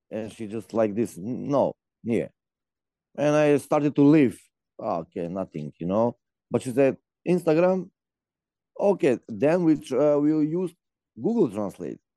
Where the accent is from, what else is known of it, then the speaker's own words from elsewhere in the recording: North Macedonia; English is a second language; moved away as an adult; now in Trnava, Slovakia; Uh, I'm from Macedonia. I'm here for almost five, five and something, yeah, years. Mm-hmm. Currently in Trnava, but almost every weekend I'm in Bratislava.